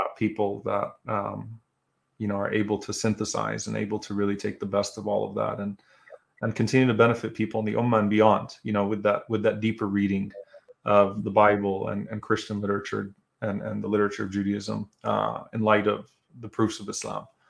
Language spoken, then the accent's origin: English; United States; also born or lived in Louisiana; as American Muslims